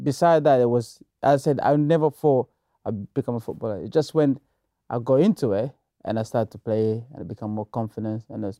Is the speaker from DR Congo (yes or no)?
yes; DR Congo; I grew up in the Congo, and my father is a politician.